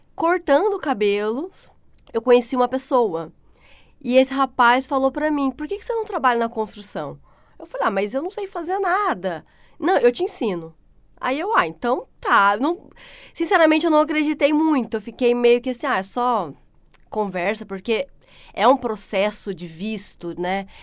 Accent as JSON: {"language": "Portuguese", "town": "Pindamonhangaba", "region": "São Paulo", "country": "Brazil", "tie": "born or raised there", "also_born_or_lived": "Taubaté, São Paulo / Christchurch, New Zealand", "moved": "as an adult", "lives_now": "New Zealand", "said": "eu nasci em Taubaté, São Paulo, né? Morei a minha vida inteira em Pinda, só nasci mesmo em Taubaté, morei em Pinda"}